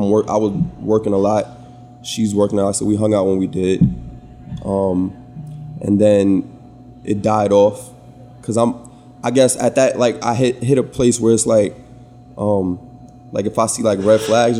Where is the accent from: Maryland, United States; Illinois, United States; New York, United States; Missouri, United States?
New York, United States; Brooklyn; I'm from Brooklyn at the time.